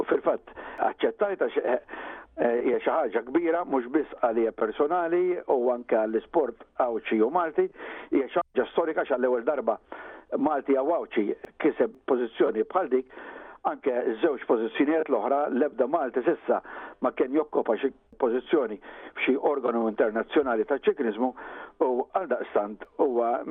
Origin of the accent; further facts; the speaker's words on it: Malta; Jien minn Malta